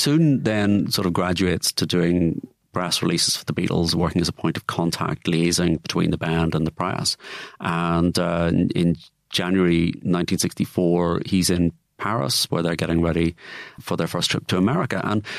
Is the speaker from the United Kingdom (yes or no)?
yes; Liverpool, North West England, United Kingdom; now in Manchester, United Kingdom; I am from Liverpool.